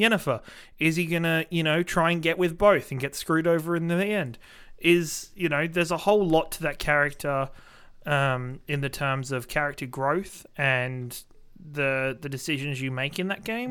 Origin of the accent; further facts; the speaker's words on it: Australia; being an Australian